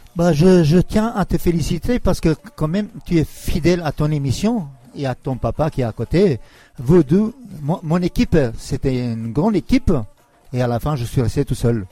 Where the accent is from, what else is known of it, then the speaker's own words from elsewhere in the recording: Kosovo; also born or lived in Yugoslavia; now in France; chez moi à Kosovo